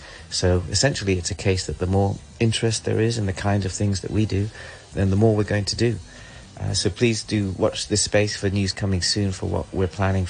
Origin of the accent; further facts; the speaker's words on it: Hong Kong; English is a second language; I'm a singer-songwriter and a music producer born and raised in Hong Kong.